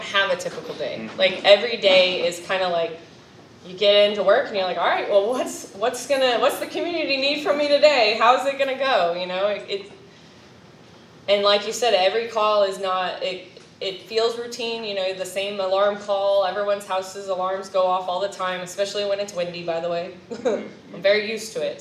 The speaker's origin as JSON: {"language": "English", "region": "California", "country": "United States", "also_born_or_lived": "Florida", "moved": "yes", "lives_now": "Clay County, Florida, United States", "said": "I'm from California originally, but now Florida is my home"}